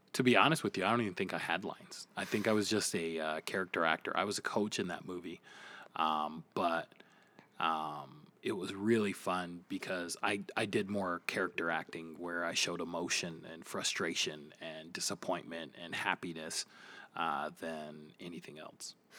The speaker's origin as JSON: {"language": "English", "town": "Flint", "region": "Michigan", "country": "United States", "said": "I am from Flint, Michigan."}